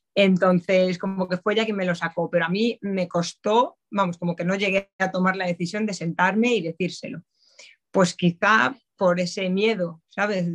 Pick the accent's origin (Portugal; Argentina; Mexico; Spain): Spain; A Coruña, Galicia; moved away as an adult; now in Madrid, Spain; soy gallega, soy de Coruña pero vamos, ya afincada aquí en Madrid desde hace 11 años prácticamente